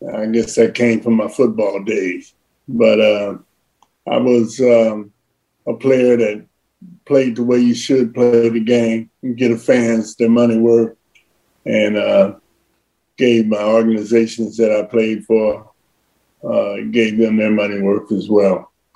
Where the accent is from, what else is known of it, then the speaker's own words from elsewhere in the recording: Cincinnati, Ohio, United States; athletes that come from Cincinnati. It was uh, Pete and myself.